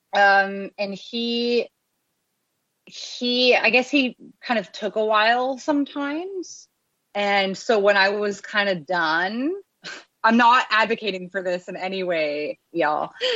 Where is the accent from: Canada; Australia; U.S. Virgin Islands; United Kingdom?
Canada; Abbotsford, British Columbia; I grew up in Abbotsford